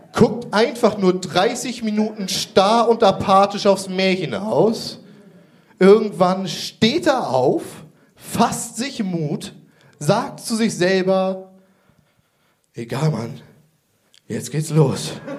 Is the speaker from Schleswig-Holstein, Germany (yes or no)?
yes; Kreis Pinneberg, Schleswig-Holstein, Germany; Ich komme ursprünglich aus dem Kreis Pinneberg